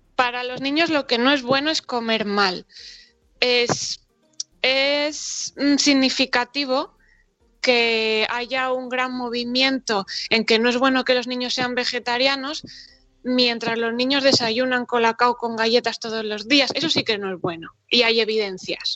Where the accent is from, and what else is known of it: Spain